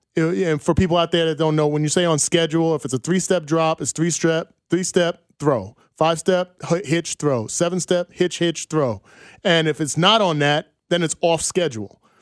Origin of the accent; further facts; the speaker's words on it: New York, United States; moved away; I'm closer to New York City.